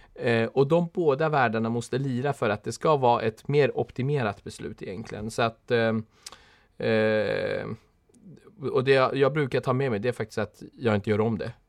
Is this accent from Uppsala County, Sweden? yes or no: no; Stockholm, Stockholm County, Sweden; sen är jag uppvuxen i Husby